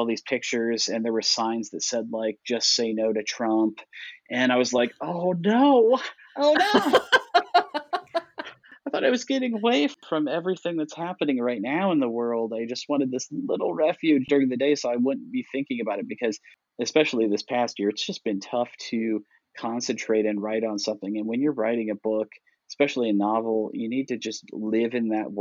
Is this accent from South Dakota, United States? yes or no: no; Iowa, United States; moved away as an adult; now in Kentucky, United States; I grew up in Iowa